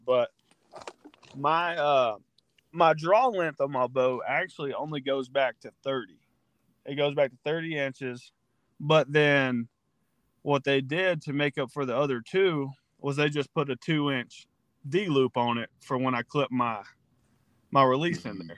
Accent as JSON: {"language": "English", "region": "Georgia", "country": "United States", "moved": "as an adult", "lives_now": "Missouri, United States", "said": "I'm from Georgia, and I play football"}